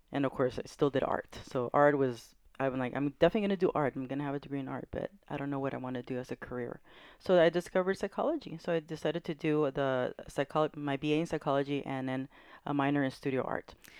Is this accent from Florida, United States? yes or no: no; Carson, California, United States; now in San Pedro, United States; I grew up in Carson.